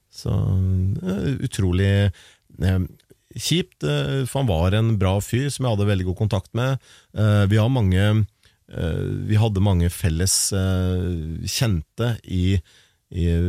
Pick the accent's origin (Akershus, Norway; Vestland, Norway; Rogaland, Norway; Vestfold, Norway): Vestfold, Norway; Larvik; en lokal vinylklubb hjemme i Larvik